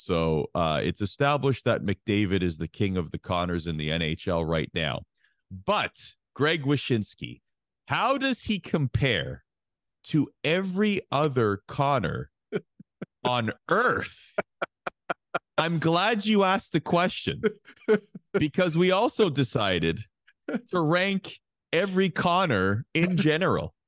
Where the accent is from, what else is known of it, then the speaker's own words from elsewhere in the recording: Canada; as a Canadian